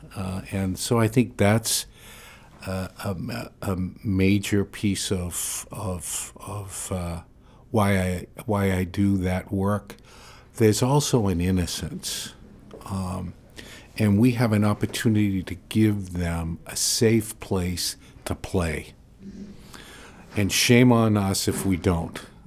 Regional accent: Portland, Maine, United States; I was born and raised in Portland

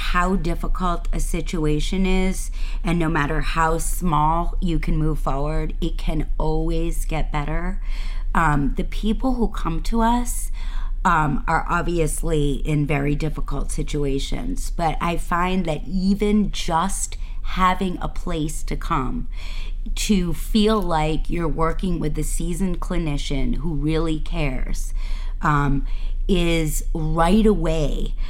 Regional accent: Boston, Massachusetts, United States; moved away as an adult; now in Maine, United States; I grew up in Boston, and I came to Maine

